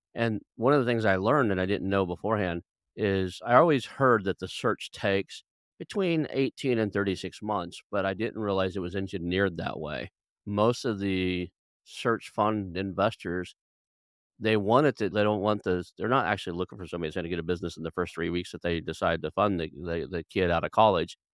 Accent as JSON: {"language": "English", "country": "United States", "tie": "born or raised there", "said": "growing up in the United States"}